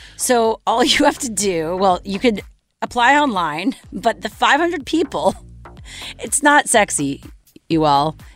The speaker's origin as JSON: {"language": "English", "town": "Montreal", "region": "Quebec", "country": "Canada", "tie": "born or raised there", "said": "my hometown of Montreal"}